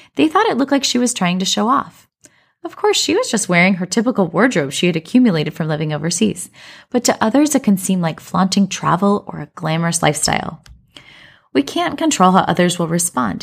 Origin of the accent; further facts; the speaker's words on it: Colorado, United States; moved away as an adult; now in China; I grew up in Colorado, but we currently live in China